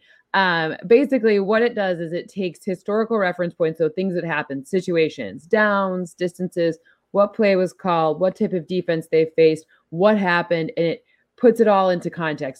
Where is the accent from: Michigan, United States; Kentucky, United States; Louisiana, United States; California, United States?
Michigan, United States; East Lansing; I am from East Lansing, Michigan